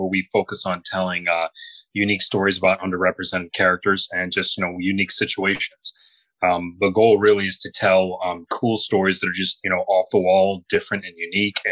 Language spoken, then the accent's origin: English; Grand Rapids, Michigan, United States; the years growing up in Grand Rapids, Michigan